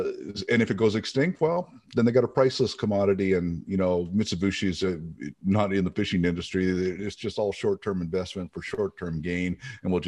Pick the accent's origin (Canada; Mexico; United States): Canada; Eastern Canada; born or raised there; moved away